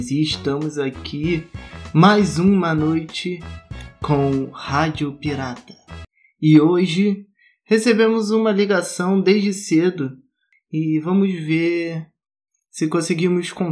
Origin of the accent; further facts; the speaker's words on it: São Paulo, Brazil; nasci em São Paulo e vivo no mesmo lugar. Cresci em uma região